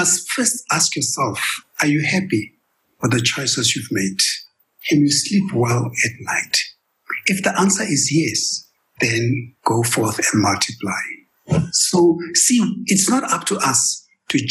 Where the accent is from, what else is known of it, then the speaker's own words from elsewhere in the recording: Kimberley, Northern Cape, South Africa; moved away as an adult; also born or lived in Johannesburg, South Africa / United States; I came from Kimberley. I was born and raised in Kimberley. I came to Joburg to study accounting, dropped out and moved to the US